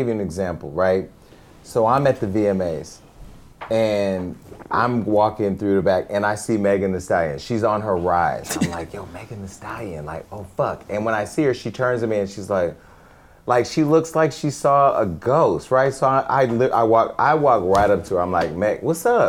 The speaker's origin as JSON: {"language": "English", "town": "Stockton", "region": "California", "country": "United States", "said": "Stockton, California, where I'm from"}